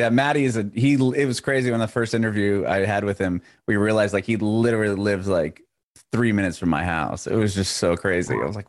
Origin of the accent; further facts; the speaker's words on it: San Diego, California, United States; moved away as an adult; also born or lived in San Francisco; now in Nashville, United States; I was born and raised in San Diego. I lived in San Francisco for a while